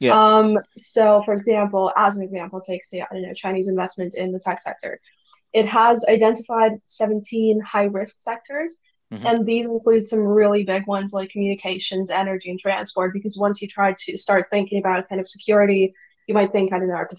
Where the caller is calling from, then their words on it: Russia; I am yet again in Russia.